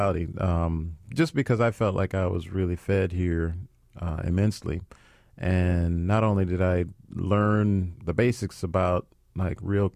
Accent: St. Louis, Missouri, United States; I grew up in St. Louis.

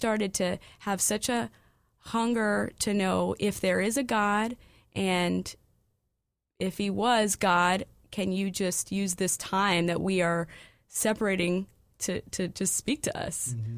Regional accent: California, United States; also born or lived in Des Moines, Iowa / Montana / North Dakota; Yes, I'm from California. I was born in Iowa, Des Moines, Iowa.

